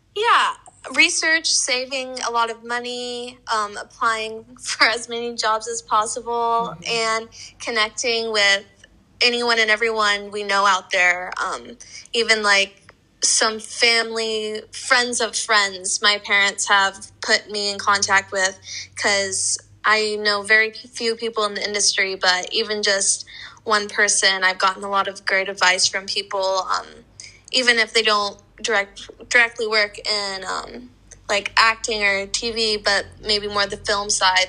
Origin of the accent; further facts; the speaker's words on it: Lincoln, Nebraska, United States; moved away as an adult; I'm from Nebraska, which is really similar to New York, where it gets freezing and blizzards. And I'm just, I've done that for 22 years